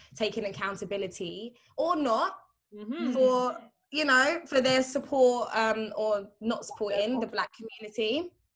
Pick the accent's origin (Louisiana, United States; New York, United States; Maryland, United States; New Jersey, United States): New York, United States; New York City; me growing up in Brooklyn